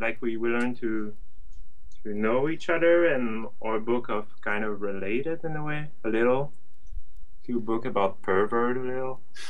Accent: France; accent: French; English is a second language; it would be annoying for like the listener to listen to my French accent for an hour

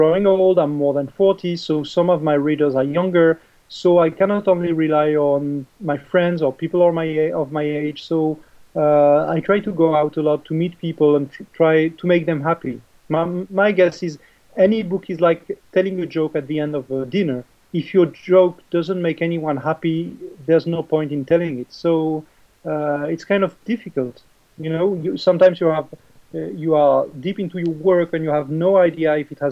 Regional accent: French Riviera, Provence-Alpes-Côte d'Azur, France; English is a second language; now in Paris, France; I was born in the French Riviera

